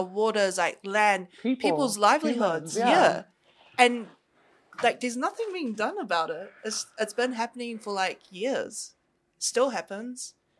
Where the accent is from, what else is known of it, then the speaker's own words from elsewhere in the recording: Mexico; People from my home country